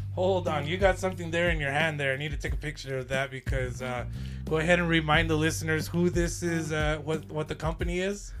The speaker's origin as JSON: {"language": "English", "town": "Lordsburg", "region": "New Mexico", "country": "United States", "tie": "born or raised there", "said": "I grew up in Lordsburg"}